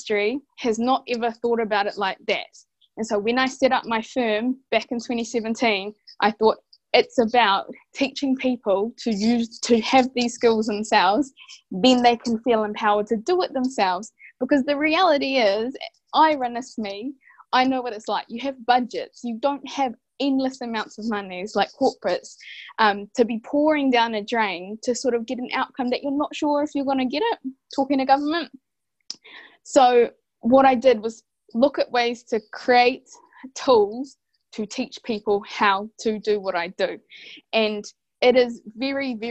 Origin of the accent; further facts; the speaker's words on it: Rotorua, Bay of Plenty, New Zealand; I hail from Rotoroa, Te Aroa, Ngāti Whakaue and Ngāti Pikia